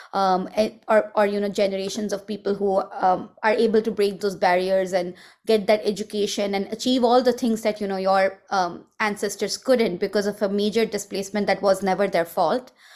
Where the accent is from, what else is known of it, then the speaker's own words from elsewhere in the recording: Mumbai, Maharashtra, India; moved away as an adult; now in San Francisco Bay Area, United States; I grew up in Mumbai, which was a rel, it's a, it's a very big city